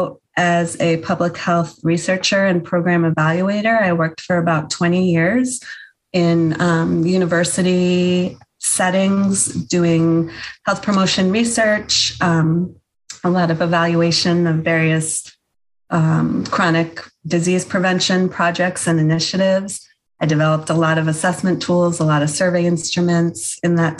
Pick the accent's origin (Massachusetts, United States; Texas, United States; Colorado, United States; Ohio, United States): Massachusetts, United States; now in Maine, United States; I grew up in Massachusetts in a multicultural, multi-generational family